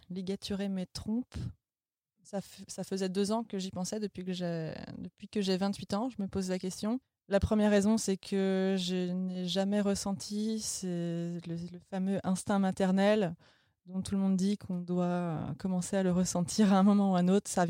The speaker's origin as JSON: {"language": "French", "area": "Vendée", "region": "Pays de la Loire", "country": "France", "moved": "as an adult", "lives_now": "Berlin, Germany", "said": "j'ai 30 ans, je viens de Vendée comme la brioche"}